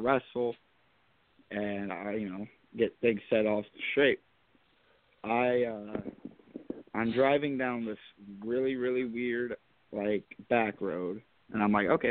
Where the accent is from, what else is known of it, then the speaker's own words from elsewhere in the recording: Spencer, Indiana, United States; my hometown of Spencer